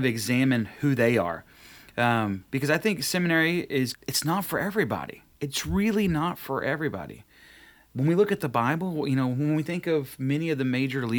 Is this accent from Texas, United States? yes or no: yes; North Texas, United States; moved away; I was born and raised in North Texas